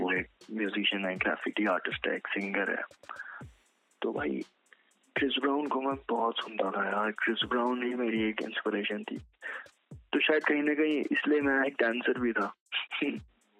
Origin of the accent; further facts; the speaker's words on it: Kashipur, Uttarakhand, India; मैं एक छोटे टाउन से बिलोंग करता हूँ उत्तराखंड okay. में काशीपुर नाम का शहर है वहाँ से